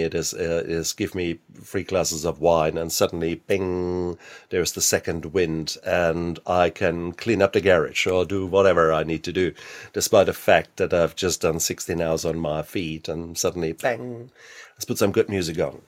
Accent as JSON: {"language": "English", "country": "Germany", "said": "being German. I was born in sixty-six, so, and I was born in the American occupied zone"}